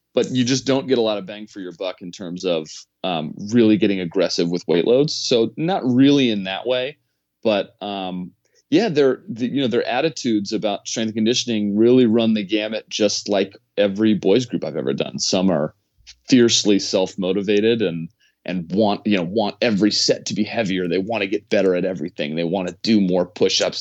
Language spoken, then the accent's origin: English; Washington, District of Columbia, United States; I'm from Washington, D C, so I played baseball at, uh, Wilson High School.